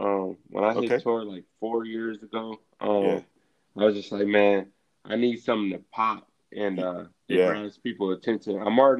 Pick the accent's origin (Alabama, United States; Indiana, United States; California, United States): Indiana, United States; Indianapolis; I grew up in Indianapolis, Indiana.